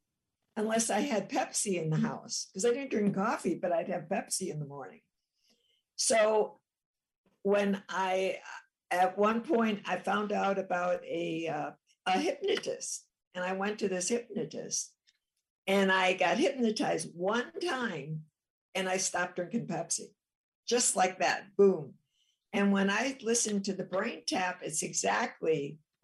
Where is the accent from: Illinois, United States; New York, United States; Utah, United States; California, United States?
Illinois, United States; Chicago; I'm from Chicago